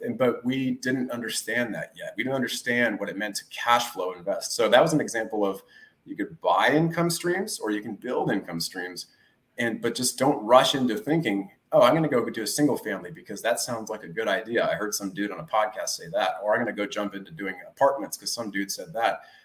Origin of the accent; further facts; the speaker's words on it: Redwood City, California, United States; also born or lived in Alameda, California; I grew up out here in the Bay Area, California, um, born and raised in Redwood City